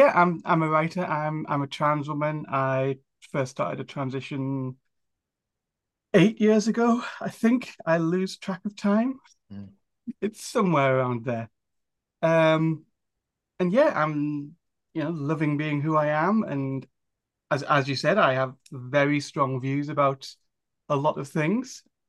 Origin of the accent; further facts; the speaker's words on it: Newcastle upon Tyne, North East England, United Kingdom; I don't have a very strong one. I'm from Newcastle upon Tyne, up in the northeast of England.